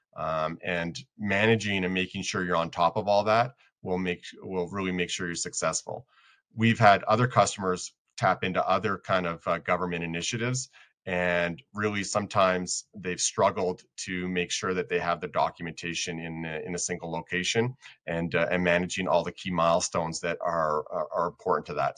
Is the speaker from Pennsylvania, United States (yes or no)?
no; Colorado, United States; I'm from Colorado